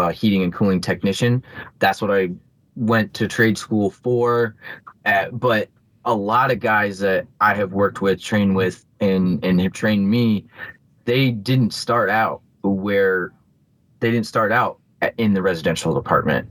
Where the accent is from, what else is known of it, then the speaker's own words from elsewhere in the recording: Bloomington, United States; here in my hometown